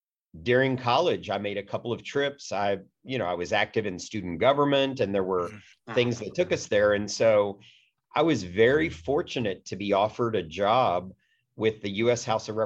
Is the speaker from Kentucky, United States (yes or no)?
yes; Kentucky, United States; moved away as an adult; also born or lived in Washington, D.C.; I was a kid growing up in Kentucky, went off to college and dreamed of working in Washington, D.C.